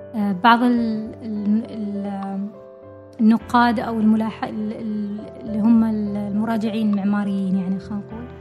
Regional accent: Oman; نحن معمارين عمانيين

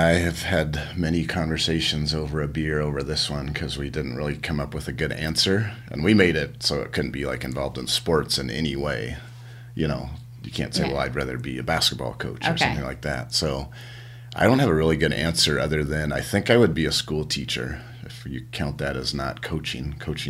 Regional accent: Canada; also born or lived in United States; Yeah, yeah, so yeah, I'm proud Canadian.

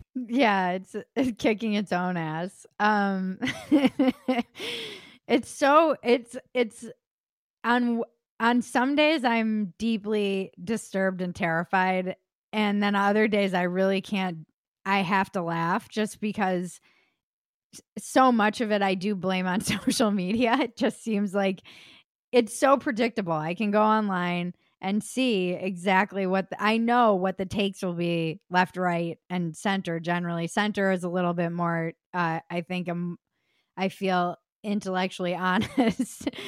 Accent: United States

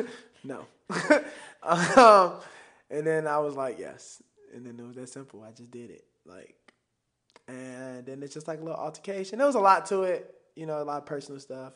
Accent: Chicago, Illinois, United States; I still talk like I'm from Chicago. I still got the slang

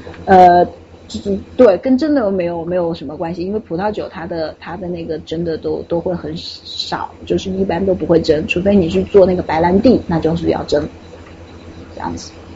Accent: Wuhan, Hubei, China; 作为土生土长的湖北武汉人

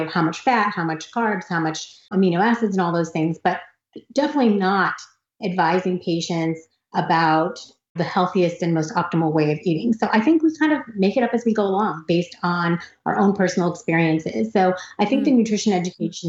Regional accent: United States; I grew up in America

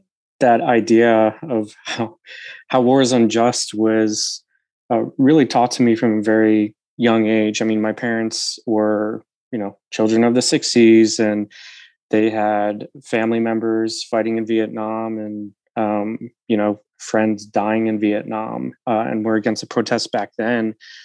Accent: Utica, New York, United States; I'm from Utica, New York. I went to a rural high school just outside of Utica, you know, Rust Belt, generally speaking, impoverished and also very conservative area of New York.

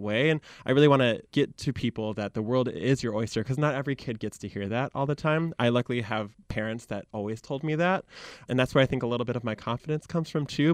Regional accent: Michigan, United States; accent: Michigan; moved away as an adult; also born or lived in Chicago; I grew up in Michigan

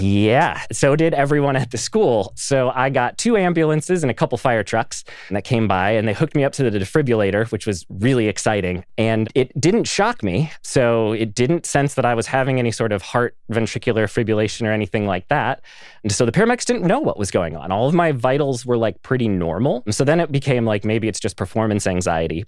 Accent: Pine City, Minnesota, United States; I am from a very small town in the middle of nowhere, Minnesota. It's a town called Pine City.

